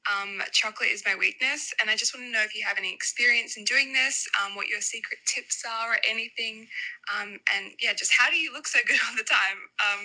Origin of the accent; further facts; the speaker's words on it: Australia; I'm from Australia.